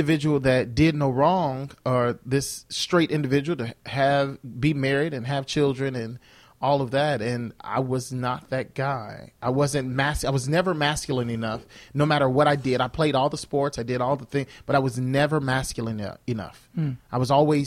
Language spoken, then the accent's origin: English; United States; also born or lived in Mississippi, United States / Joliet, Illinois, United States; I grew up in two places, in Mississippi and in Joliet